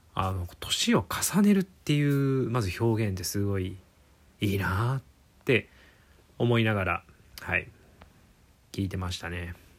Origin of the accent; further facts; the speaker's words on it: Shiga, Japan; 僕、あのー、生まれは滋賀県の方なんですけども